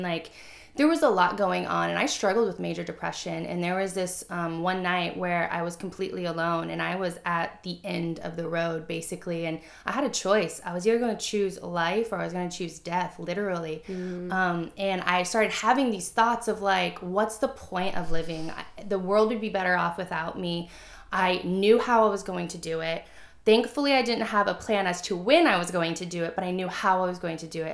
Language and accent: English; Missouri, United States; I grew up in Missouri. It's the Bible Belt, right?